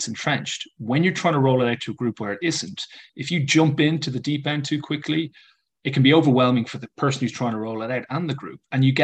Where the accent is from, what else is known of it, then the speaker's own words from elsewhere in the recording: Ireland; an English teacher who's Irish